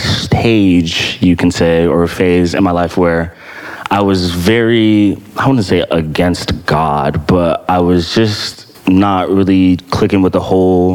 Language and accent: English; Landover, Maryland, United States; also born or lived in Ghana; came to America after the 5 years and have been living in Landover, Maryland ever since